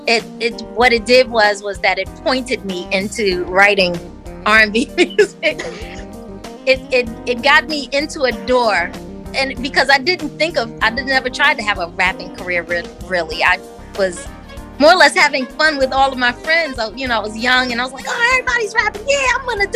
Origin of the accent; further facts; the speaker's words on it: Northern New Jersey, United States; now in West Virginia, United States; Growing up in Jersey, it was just a regular childhood